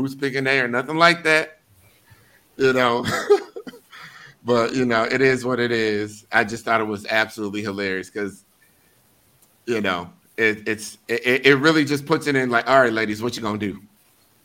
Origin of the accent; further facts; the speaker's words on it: Milwaukee, Wisconsin, United States; I'm from Milwaukee